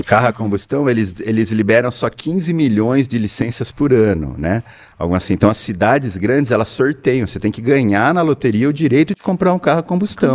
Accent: Brazil; nós, como brasileiros

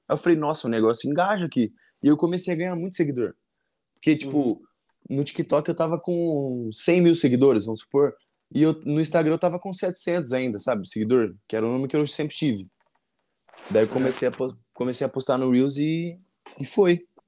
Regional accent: Avaré, São Paulo, Brazil; Eu sou de, de Avaré, interior de São Paulo

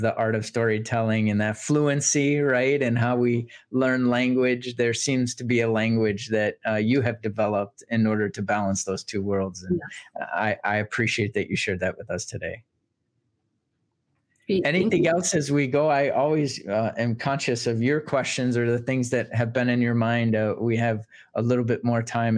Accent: Boston, Massachusetts, United States; growing up in Boston

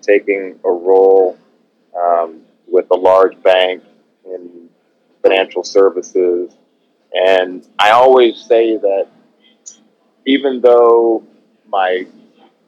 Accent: Oakland, California, United States; I grew up in Oakland, California

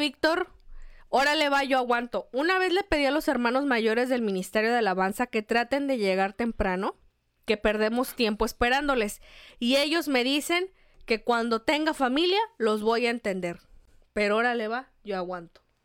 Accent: Mexico; Somos de México

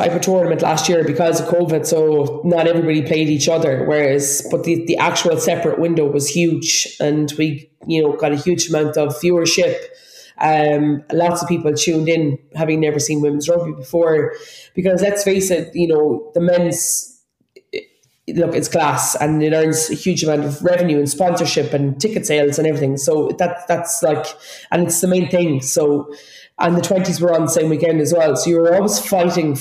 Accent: Ireland; we're so Irish

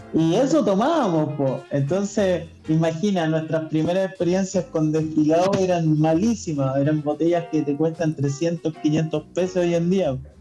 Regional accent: Chile; En Chile producimos pisco y vino

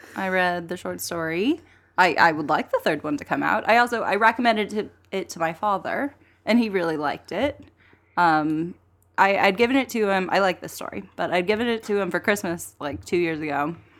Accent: Texas, United States; also born or lived in Brooklyn, New York City; now in New York City, United States; I'm from Texas. I live

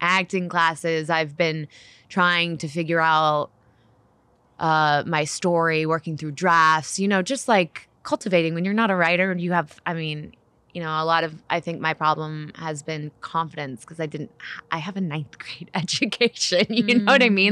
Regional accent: Nashville, Tennessee, United States; I was born in Nashville, Tennessee

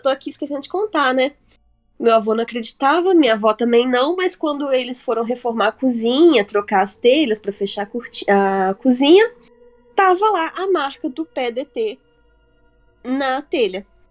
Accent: Varginha, Minas Gerais, Brazil; moved away as an adult; eu e o Felipe somos de Varginha

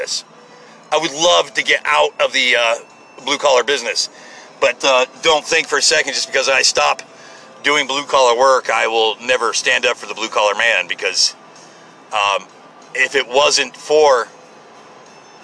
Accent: United States; I'm an American.

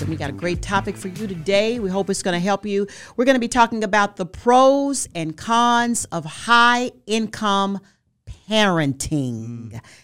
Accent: Forest City, Arkansas, United States; I'm from Forest City, Arkansas. I made history there. In that, in that school, I was like homecoming queen, like, three years in a row.

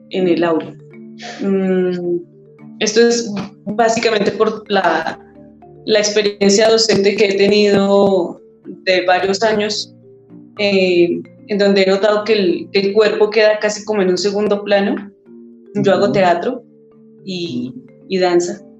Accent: Zipaquirá, Cundinamarca, Colombia; soy de Zipaquirá, Cundinamarca.

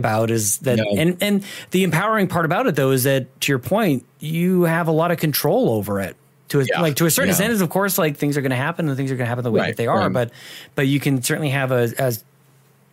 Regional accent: Canada; I'm Canadian

